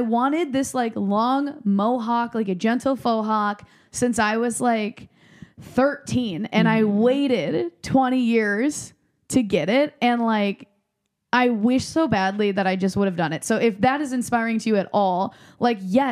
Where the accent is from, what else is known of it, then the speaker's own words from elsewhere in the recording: Midwest, United States; moved away; I was raised in the Midwest where you're not legally allowed to spend more than $26 on a haircut.